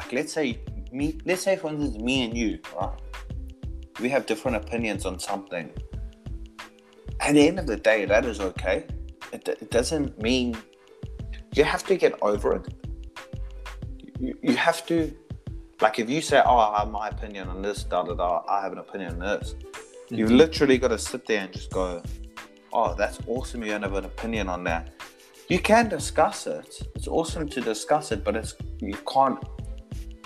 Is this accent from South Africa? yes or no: yes; South Africa; now in New Zealand; I am South African. Like, for me, I speak to heaps of people back home